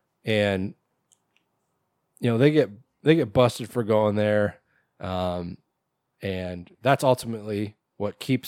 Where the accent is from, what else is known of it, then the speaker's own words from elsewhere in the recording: Minnesota, United States; I'd never even heard of this thing before. I'm from Minnesota.